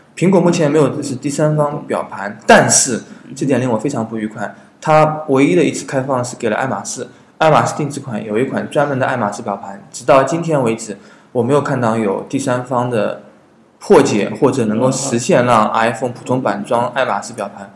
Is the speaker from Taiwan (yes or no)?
no; China; 我们中国人